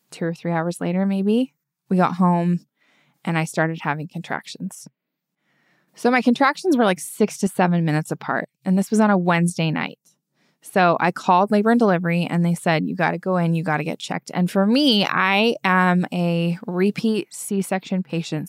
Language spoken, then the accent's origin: English; Utah, United States; moved away as an adult; we're both from Utah and all of our family's there